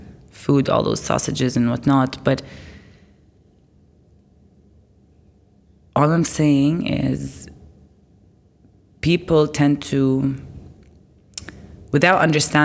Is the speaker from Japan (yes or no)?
no; Lebanon; moved away as an adult; also born or lived in Abu Dhabi / Dubai; I grew up in Lebanon